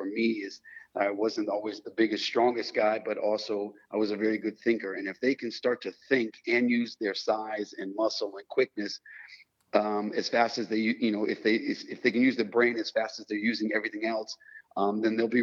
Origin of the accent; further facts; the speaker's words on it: United States; moved away as an adult; now in Europe; I'm still in Europe as an American player or ex-American player who stayed here